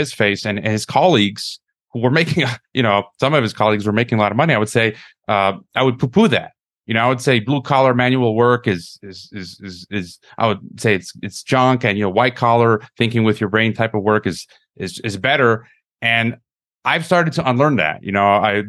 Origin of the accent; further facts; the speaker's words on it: United States; moved away as an adult; now in Mexico; When I was a young man growing up in the West, in America, you know, I'm talking about teenager, early 20s